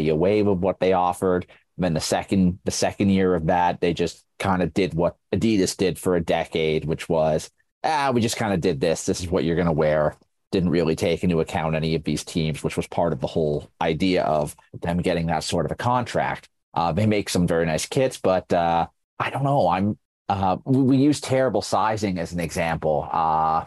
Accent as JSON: {"language": "English", "town": "Sheffield", "region": "Yorkshire and the Humber", "country": "United Kingdom", "tie": "born or raised there", "said": "my hometown club of Sheffield United"}